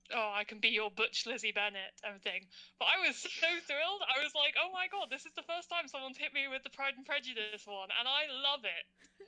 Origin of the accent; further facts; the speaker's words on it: London, United Kingdom; I'm a second year mechanical engineering student. I'm from London